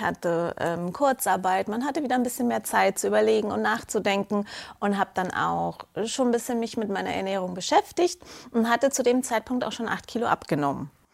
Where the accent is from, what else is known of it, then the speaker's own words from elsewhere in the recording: Munich, Bavaria, Germany; komme aus München, bin heute auch angereist aus München direkt